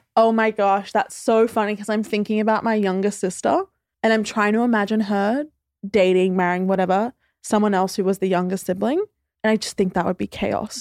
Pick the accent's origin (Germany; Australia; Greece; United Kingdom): Australia; Queensland; now in Sydney, Australia; originally I'm from Queensland, but I now live in Sydney